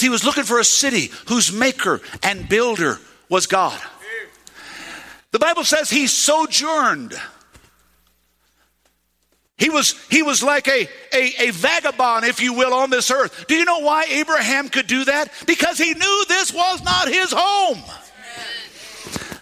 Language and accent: English; United States; accent: redneck; I know some of y'all hear my accent come out sometimes